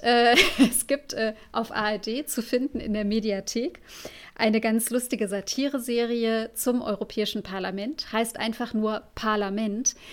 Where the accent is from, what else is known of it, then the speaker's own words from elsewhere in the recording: Germany; bei uns in Deutschland